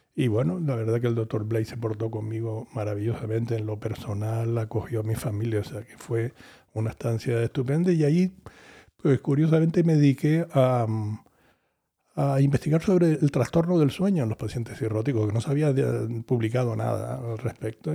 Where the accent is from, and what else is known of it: Canary Islands, Spain